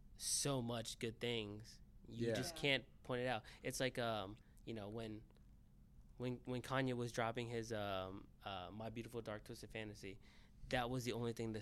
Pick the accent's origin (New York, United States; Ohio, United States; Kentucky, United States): Ohio, United States; See, I grew up in Ohio